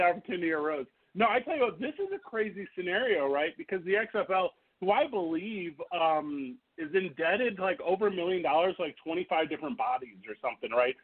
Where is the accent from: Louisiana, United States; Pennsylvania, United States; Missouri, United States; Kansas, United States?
Missouri, United States; St. Louis; my hometown of St. Louis, Missouri